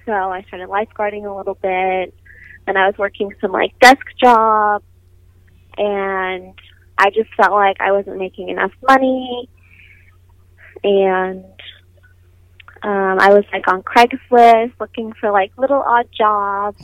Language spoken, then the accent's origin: English; Nevada, United States; I was born in Nevada